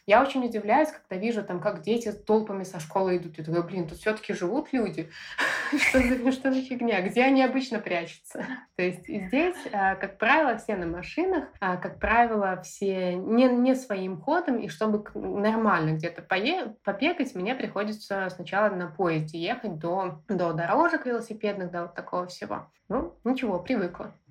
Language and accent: Russian; Belarus; moved away as an adult; now in Australia; я из Беларуси